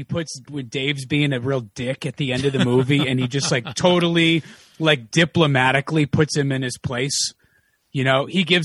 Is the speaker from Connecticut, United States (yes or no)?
yes; Connecticut, United States; now in Los Angeles, United States; I grew up in Connecticut.